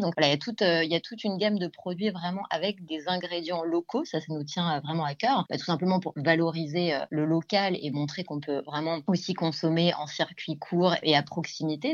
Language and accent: French; Val-d'Oise, Île-de-France, France; je viens d'Île-de-France, euh, du, du, 95